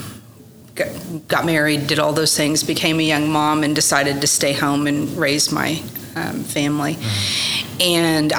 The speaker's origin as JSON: {"language": "English", "town": "Oklahoma City", "region": "Oklahoma", "country": "United States", "tie": "born or raised there", "also_born_or_lived": "Norman, Oklahoma / Dallas, Texas", "said": "I was born in Norman, Oklahoma, and I attended school in more public schools in South Oklahoma City. I went to Westmore High School"}